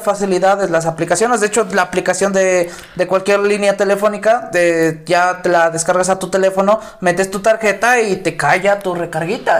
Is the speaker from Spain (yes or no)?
no; Oaxaca, Mexico; soy de Oaxaca